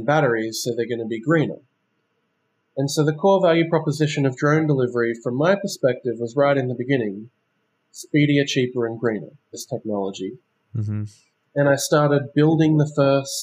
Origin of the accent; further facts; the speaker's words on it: Sydney, New South Wales, Australia; moved away as an adult; also born or lived in Shanghai; I'm originally from Sydney, Australia